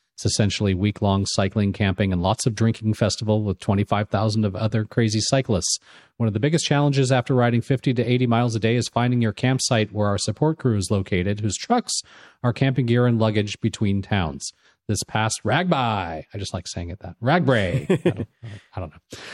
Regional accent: Los Angeles, California, United States; growing up in Los Angeles and the Los Angeles area

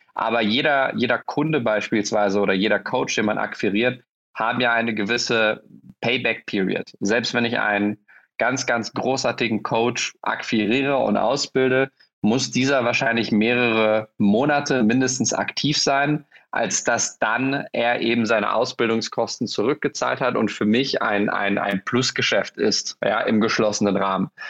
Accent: Berlin, Germany; ich als Berliner

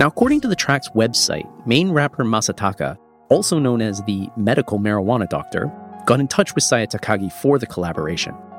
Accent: Canada; now in Japan; I'm Canadian

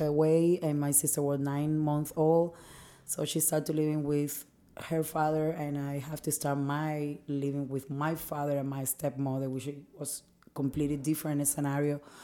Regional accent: Cuba

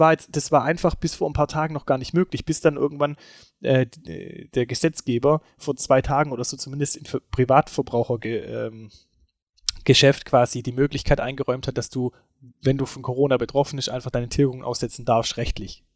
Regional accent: Germany; also born or lived in Esslingen; bei uns in Deutschland

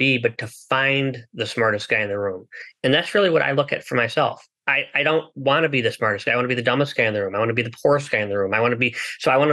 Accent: United States; I was born in the United States

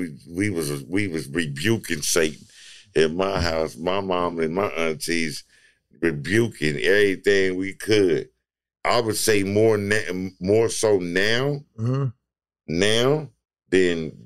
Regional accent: Long Beach, California, United States; I'm from Long Beach

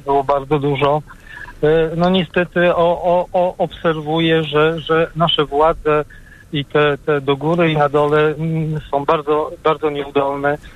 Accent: near Poznań, Greater Poland, Poland; Jestem mm, z okolic, nie z samego Poznania, z okolic Poznania

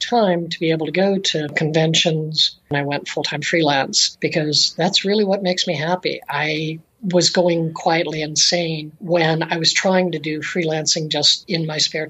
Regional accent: Tucson, Arizona, United States; also born or lived in Phoenix; I live in Tucson, Arizona these days. When I was doing most of the work of the years of my career, I was in Phoenix, but I grew up in Tucson.

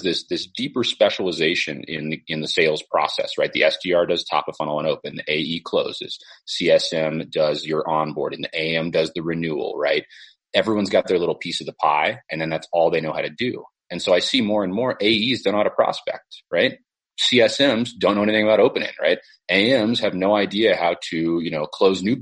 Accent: Silicon Valley, California, United States; I grew up in the Silicon Valley and I watched the dot-com boom happen

